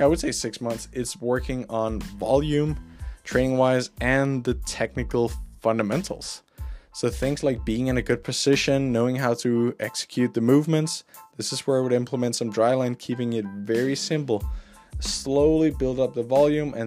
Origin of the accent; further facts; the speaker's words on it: Denmark; I grew up in Denmark